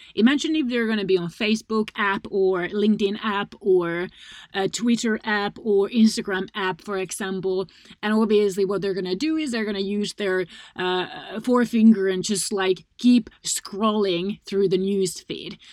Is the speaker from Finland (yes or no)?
yes; Finland; my home country, Finland